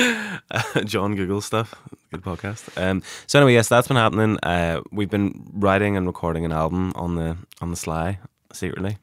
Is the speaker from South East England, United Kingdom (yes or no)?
no; Derry, Northern Ireland, United Kingdom; I'm from Derry